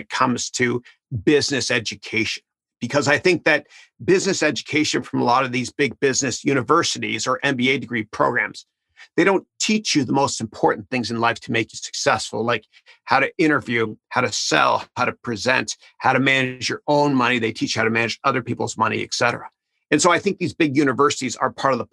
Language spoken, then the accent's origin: English; Canada; moved away; I'm from Canada originally.